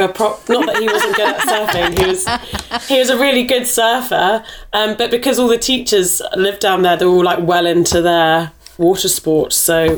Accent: South West England, United Kingdom; is that because I'm from Cornwall?

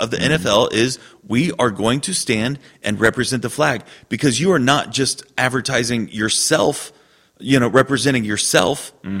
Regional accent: Scotland, United Kingdom; I'm Scottish, and all good Scottish people have beards.

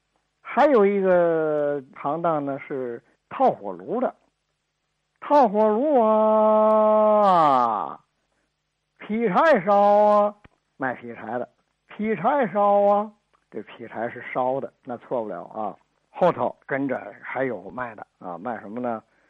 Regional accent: Northeast China, China; now in Tianjin, China; 我是一九五六年从东北来到天津。我在和平区香港路住

